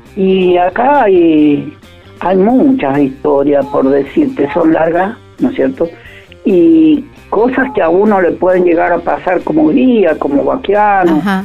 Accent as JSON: {"language": "Spanish", "area": "Iglesia", "region": "San Juan", "country": "Argentina", "said": "soy iglesiano, iglesia pertenece a la, provincia de San Juan"}